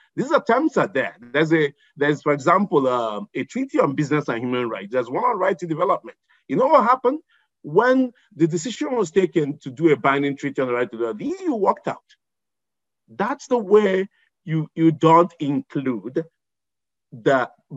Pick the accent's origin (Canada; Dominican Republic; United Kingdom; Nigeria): Nigeria; Igbo Nigerian, Igboland; who's Igbo Nigerian like me